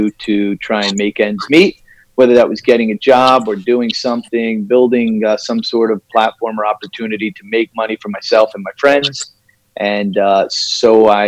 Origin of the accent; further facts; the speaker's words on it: New Jersey, United States; also born or lived in New York; I am from New Jersey originally, still located in New Jersey in the great Northeast. Went to school here